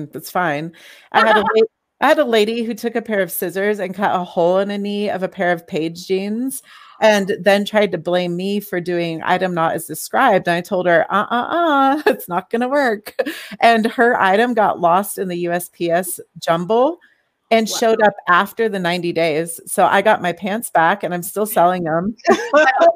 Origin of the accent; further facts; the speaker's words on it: California, United States; moved away; I'm from California. I wore sandals year round out there.